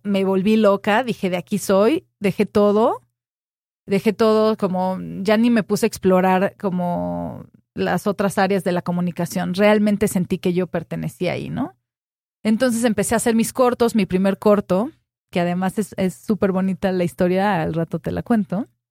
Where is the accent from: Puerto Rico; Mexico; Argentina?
Mexico; Cuernavaca, Morelos; moved away as an adult; also born or lived in Mexico City; yo crecí en Cuernavaca